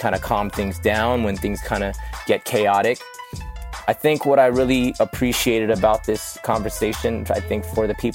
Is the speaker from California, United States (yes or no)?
yes; Los Angeles, California, United States; I grew up in Northridge